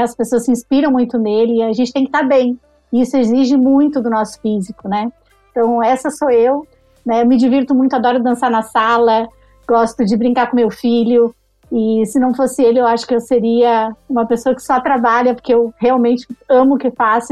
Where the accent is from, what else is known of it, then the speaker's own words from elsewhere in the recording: Caxias do Sul, Rio Grande do Sul, Brazil; moved away as an adult; also born or lived in Porto Alegre; now in São Paulo, Brazil; sou de Caxias do Sul. Fiz todo o meu primeiro, segundo grau lá, estudei lá, e aí me mudei para Porto Alegre, foi onde eu também morei desde os 16 anos